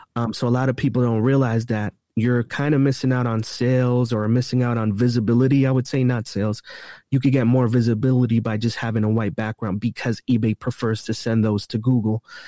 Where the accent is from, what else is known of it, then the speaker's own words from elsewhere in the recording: East Coast, United States; I'm from the East Coast, so I could get around the East Coast really quick